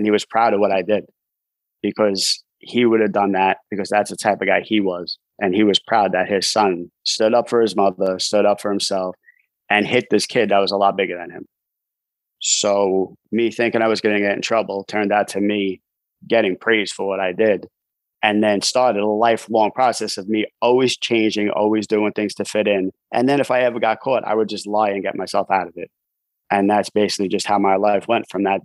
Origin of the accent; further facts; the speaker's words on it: New York City, New York, United States; also born or lived in Staten Island, New York; I'm from New York City. I grew up in Brooklyn, New York.